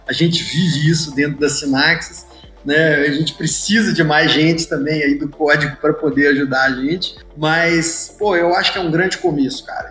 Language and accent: Portuguese; Belo Horizonte, Minas Gerais, Brazil; moved away as an adult; now in Natal, Brazil; Eu sou de Belo Horizonte